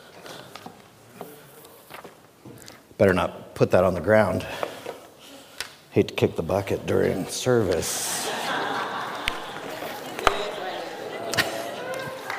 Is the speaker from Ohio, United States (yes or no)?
yes; Cincinnati, Ohio, United States; I was born and raised in Cincinnati, Ohio